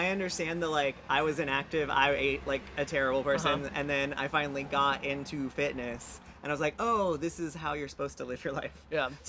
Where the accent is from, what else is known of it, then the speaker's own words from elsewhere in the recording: Brea, California, United States; So I'm from Brea.